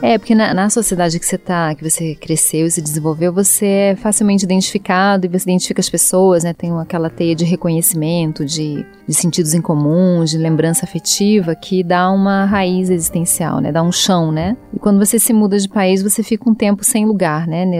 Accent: Rio de Janeiro, Brazil; moved away; o Rio que é minha aldeia

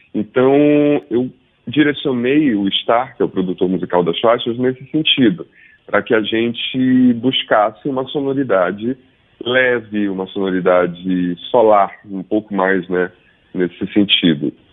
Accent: Belém, Pará, Brazil; moved away as an adult; also born or lived in Rio de Janeiro / São Paulo; eu estou em Belém, eu nasci em Belém, construí minha vida musical em São Paulo

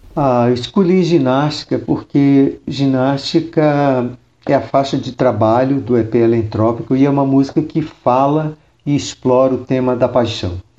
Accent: Rio de Janeiro, Brazil; moved away as an adult; also born or lived in Curitiba, Paraná; now in São Paulo, Brazil; no Rio de Janeiro, onde eu nasci

